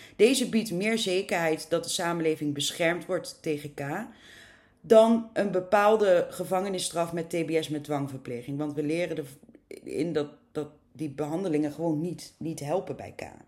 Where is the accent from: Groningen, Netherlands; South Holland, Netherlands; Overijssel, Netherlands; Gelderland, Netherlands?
Gelderland, Netherlands; near Arnhem; Het klopt dat ik uit het oosten van het land kom, in de buurt van Arnhem.